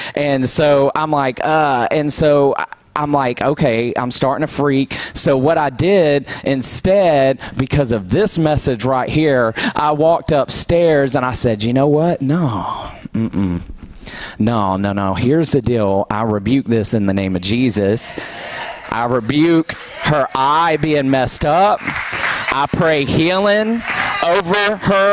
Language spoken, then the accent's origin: English; Douglasville, Georgia, United States; I grew up in Douglasville.